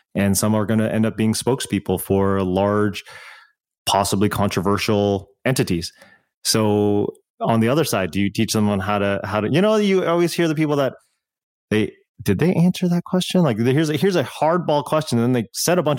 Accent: Canada; we're Canadian

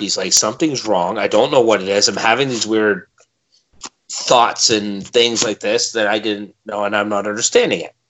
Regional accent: Milton, Ontario, Canada; my hometown of Milton.

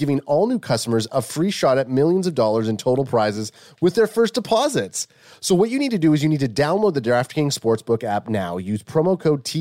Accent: Canada; we're Canadian

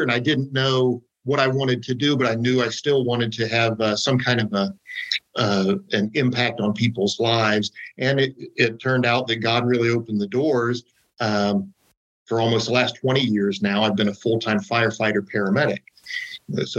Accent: Ohio, United States; I'm from Ohio

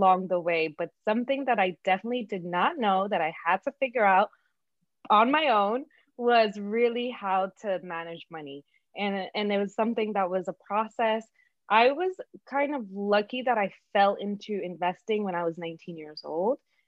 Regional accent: New York City, New York, United States; first language Spanish; English is a second language; also born or lived in Dominican Republic; I was born in the Dominican Republic. I immigrated here with my parents when I was 4 years old. So it was, I remember it's one of like my first memories of going to school for the first time here in Brooklyn, New York.

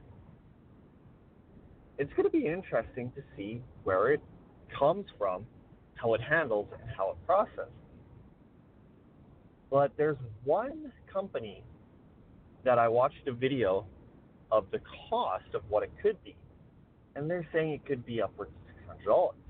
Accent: Weyburn, Saskatchewan, Canada; my hometown

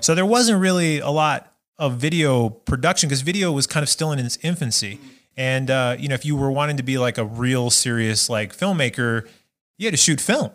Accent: Las Vegas, Nevada, United States; also born or lived in Minot, North Dakota / Alabama; I moved to Las Vegas when I was about five years old.

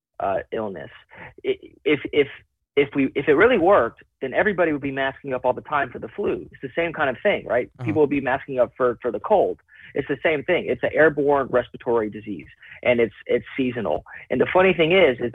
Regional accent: United States; I am fundamentally American in all aspects

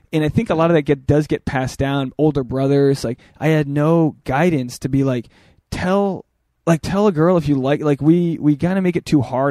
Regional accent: Portsmouth, Rhode Island, United States; moved away as an adult; also born or lived in New York; now in Los Angeles, United States; my hometown in Portsmouth, Rhode Island, a farm town.

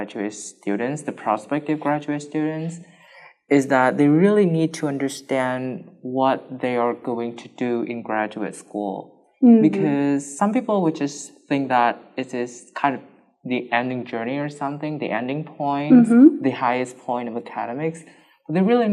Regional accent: Vietnam; moved away as an adult; now in Japan; I'm from Vietnam

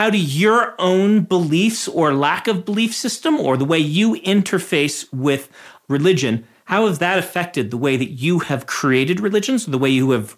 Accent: Nebraska, United States; I come from the Nebraska Mormons. We're completely different.

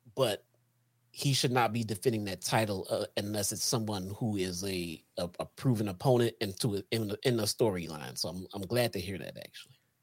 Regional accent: Chicago, Illinois, United States; I'm from Chicago

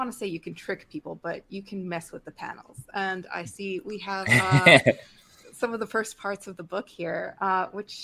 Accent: Mexico; I grew up in Mexico. I am from Mexico.

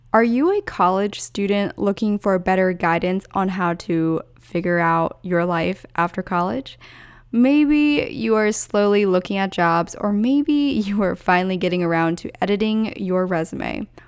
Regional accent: Pennsylvania, United States; also born or lived in Orange County, California; now in Los Angeles, United States; I grew up in Pennsylvania, then hopped over to SoCal, started out in O C first, and then made my way up to L A.

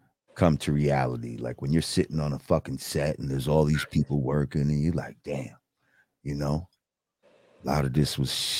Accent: New Rochelle, New York, United States; I grew up in New Rochelle

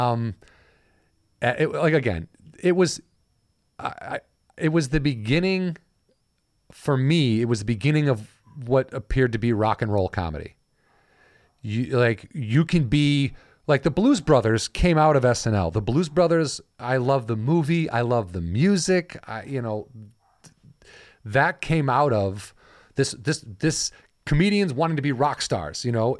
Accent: Illinois, United States; I'm from Illinois

